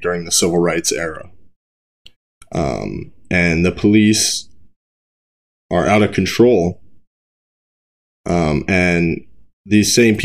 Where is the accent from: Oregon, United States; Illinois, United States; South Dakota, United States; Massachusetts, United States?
South Dakota, United States; Brookings; in my hometown where I'm at in Brookings